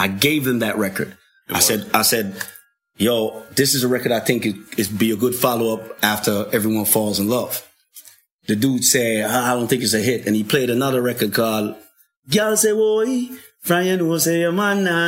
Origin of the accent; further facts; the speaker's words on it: Kingston, Jamaica; also born or lived in Raytown / North Carolina; now in United States; Born and raised in Kingston.